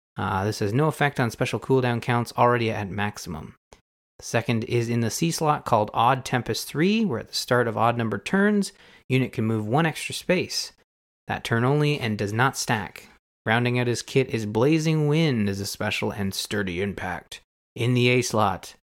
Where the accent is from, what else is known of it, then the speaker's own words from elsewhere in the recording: Canada; as a Canadian